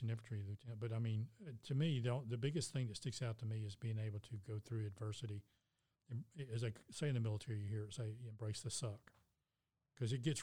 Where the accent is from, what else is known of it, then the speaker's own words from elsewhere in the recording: United States; As an American citizen